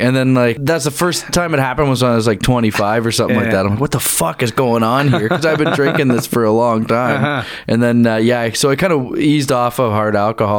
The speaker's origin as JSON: {"language": "English", "town": "Bracebridge", "region": "Ontario", "country": "Canada", "tie": "born or raised there", "also_born_or_lived": "Toronto / King City", "said": "Yeah, like I was born in Toronto, but like I lived in Bracebridge for about 13 years. And then my family moved closer to Toronto, and I went to high school in King City. And then we all kind of gradually moved back up there."}